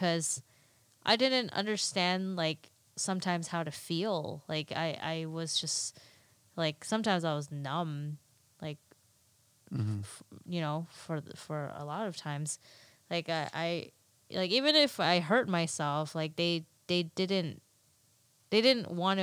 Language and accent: English; United States; we grew up in America